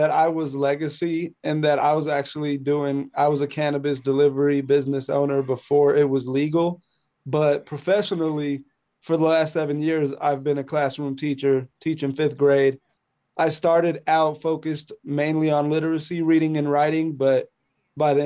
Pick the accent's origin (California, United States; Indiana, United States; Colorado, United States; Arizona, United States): Colorado, United States; Colorado Springs; now in Denver, United States; I'm born and raised in Colorado Springs, Colorado, which is 2 hours outside of Denver